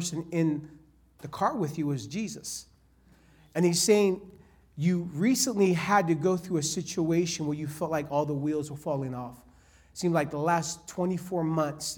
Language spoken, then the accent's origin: English; California, United States; I'm from California